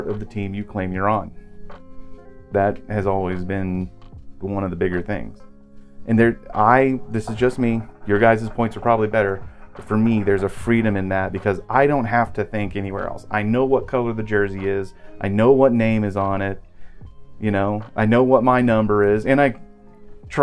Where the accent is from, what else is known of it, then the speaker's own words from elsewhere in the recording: Oklahoma, United States; We're from Oklahoma.